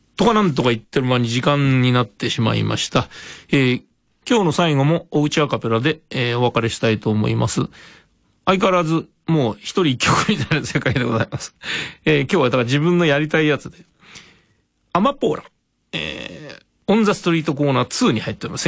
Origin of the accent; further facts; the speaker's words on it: Tokyo, Japan; 私東京の人間なので